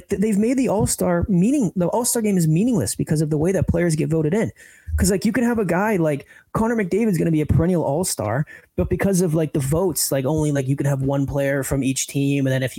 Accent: Plymouth, South West England, United Kingdom; because I'm actually from Plymouth, where they set off and have walked past the Mayflower steps

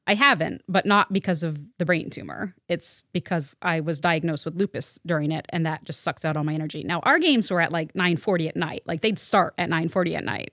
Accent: Waterbury, Vermont, United States; I grew up in Waterbury, Vermont

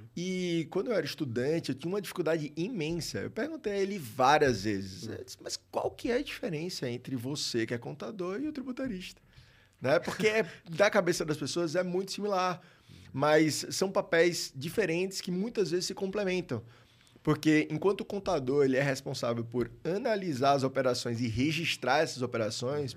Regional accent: Maceió, Alagoas, Brazil; sou de Maceió, lá em Alagoas

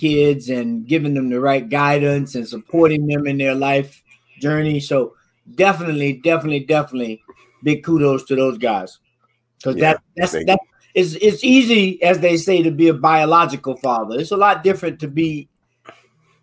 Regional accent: Florida, United States; moved away; I'm from Florida originally

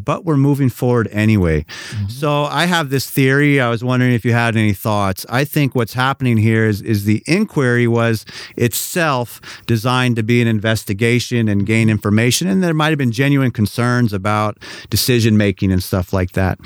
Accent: San Francisco, California, United States; moved away; I'm from San Francisco

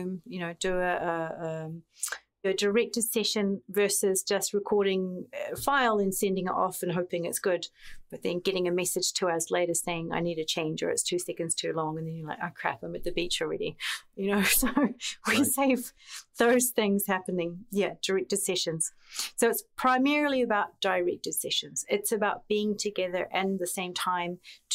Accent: New Zealand; moved away as an adult; growing up in an island very far away. I'm from New Zealand.

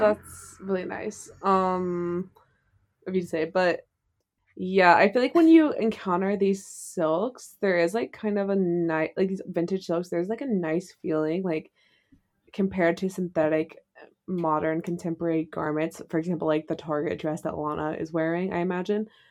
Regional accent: South Carolina, United States; moved away; in my hometown in South Carolina

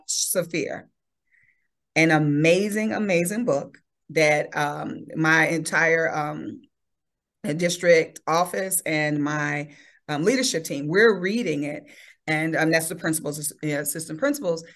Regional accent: Chicago, Illinois, United States; born or raised there

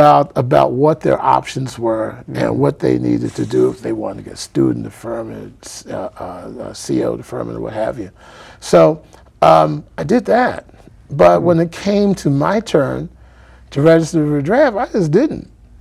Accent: Philadelphia, Pennsylvania, United States; now in Boston, United States; I'm a kid from West Philadelphia

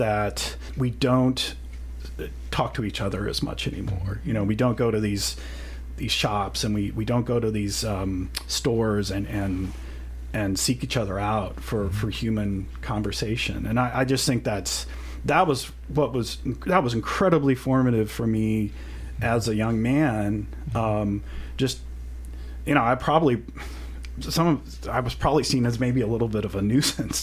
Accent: Kirksville, Missouri, United States; growing up in Kirksville, Missouri

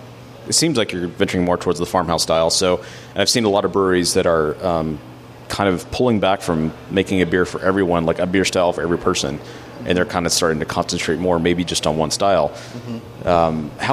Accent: Texas, United States; I'm from Texas

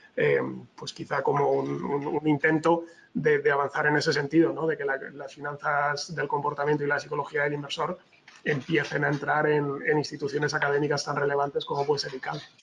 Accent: Spain; yo soy español

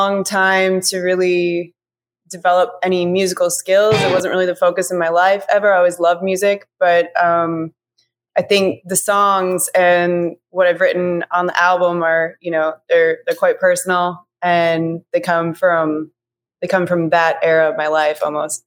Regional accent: Milwaukee, Wisconsin, United States; moved away as an adult; now in Austin, United States; I'm originally from Milwaukee, Wisconsin. And I came to Austin back in 2018

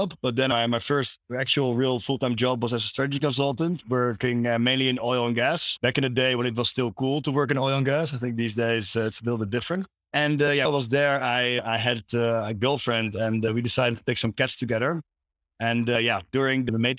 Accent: Amsterdam, North Holland, Netherlands; I'm from Amsterdam.

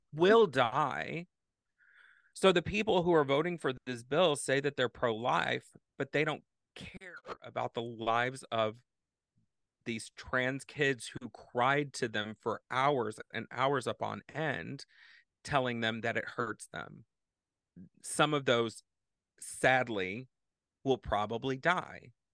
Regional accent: Texas, United States; now in Madison, United States; I grew up in Texas

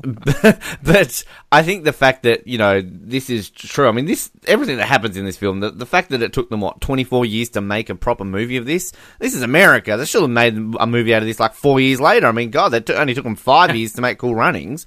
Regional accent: Australia; I'm Australian

